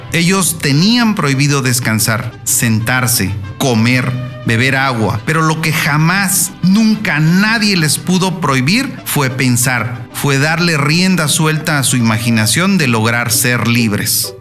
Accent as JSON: {"language": "Spanish", "town": "Tepic", "region": "Nayarit", "country": "Mexico", "said": "te saludo con mucho gusto desde mi tierra, Tepic Nayarit"}